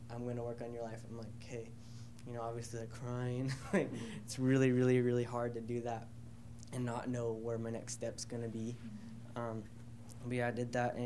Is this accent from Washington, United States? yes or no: yes; Washington, United States; moved away; I'm originally from Washington